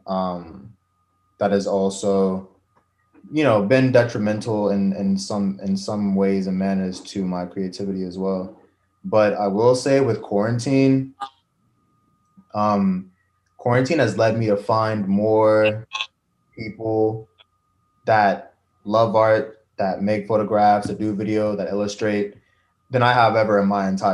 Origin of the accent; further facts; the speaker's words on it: Charleston, West Virginia, United States; I was born here. I was born in Charleston, so not rural West Virginia, but Like, I've lived here all 23 years of my life.